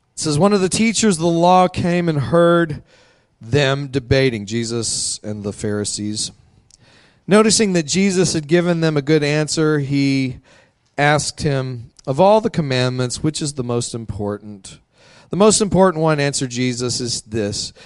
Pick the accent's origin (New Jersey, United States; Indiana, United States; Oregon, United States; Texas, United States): Texas, United States; Midland; I grew up out in Midland, Texas